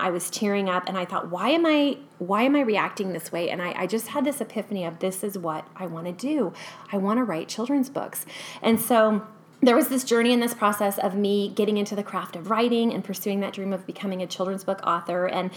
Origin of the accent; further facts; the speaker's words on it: California, United States; moved away as an adult; now in Boise, United States; born and raised in California